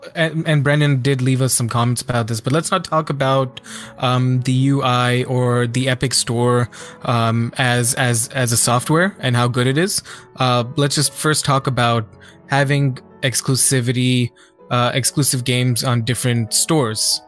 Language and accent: English; India; I'm Indian